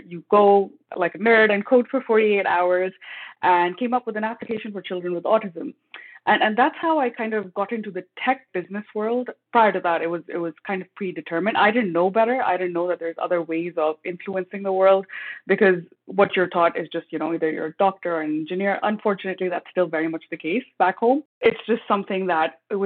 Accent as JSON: {"language": "English", "country": "Pakistan", "tie": "born or raised there", "also_born_or_lived": "United States / Texas", "moved": "as an adult", "lives_now": "Canada", "said": "In my ethnic background, I'm originally from Pakistan"}